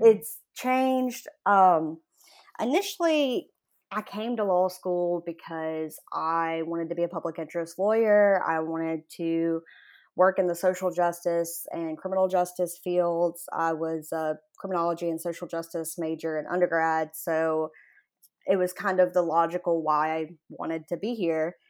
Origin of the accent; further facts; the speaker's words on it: Jackson, Mississippi, United States; I grew up in Jackson, Mississippi, sort of in like the Jack- Jackson metropolitan area, really.